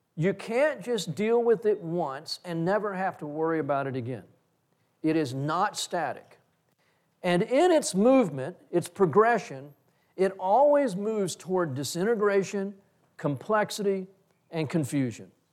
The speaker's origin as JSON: {"language": "English", "region": "Texas", "country": "United States", "said": "I'm a Texan"}